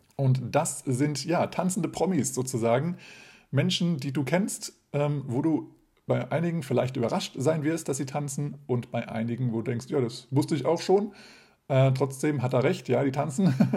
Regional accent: Hesse, Germany; moved away; also born or lived in Lower Saxony; Ursprünglich aber komme ich aus Hessen

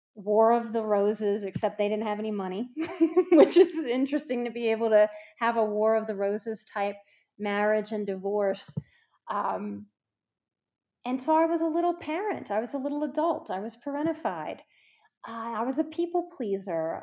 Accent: New Orleans, Louisiana, United States; I'm from New Orleans

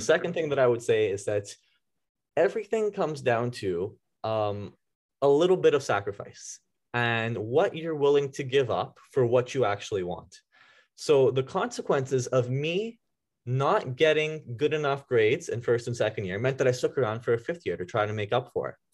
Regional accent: Vaughan, Ontario, Canada; I grew up in Vaughan, uh, oh, the Woodbridge area. Yeah, and I actually uh, I was here all my life.

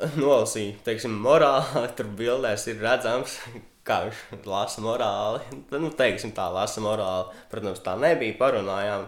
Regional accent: Cēsis, Vidzeme, Latvia; manas dzimtās pilsētas CS

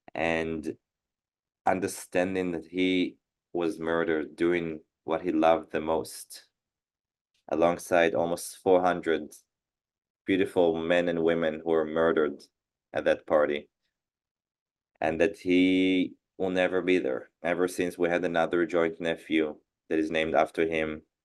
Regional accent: Israel; born and raised in Israel.

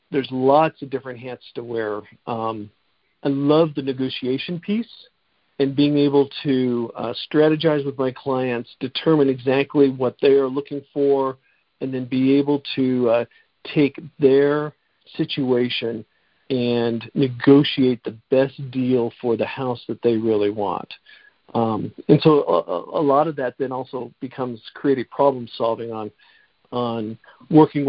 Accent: Denver, Colorado, United States; I grew up in South Denver

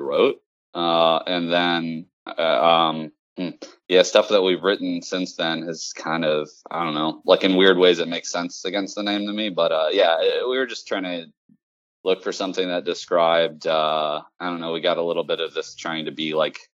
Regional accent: Richmond, Virginia, United States; Richmond, Virginia, which is my hometown

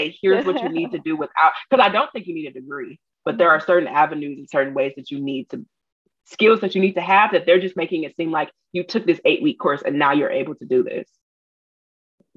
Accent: Detroit, Michigan, United States; if you talk to me for more than 10 minutes, you know that I'm from Detroit

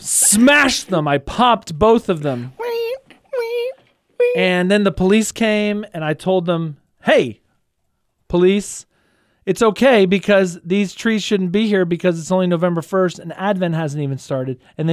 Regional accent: Kingwood, Texas, United States; So we have one right by the house where I grew up in Kingwood, Texas. Shout out to the Wood.

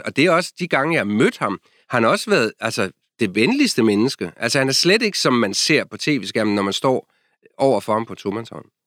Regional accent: Denmark; moved away as an adult; now in Washington, D.C., United States; jeg er fra Danmark

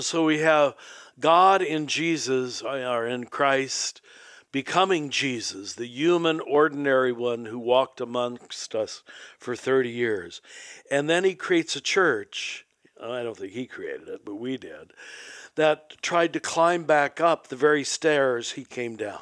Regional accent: Kansas, United States; I was raised in Kansas

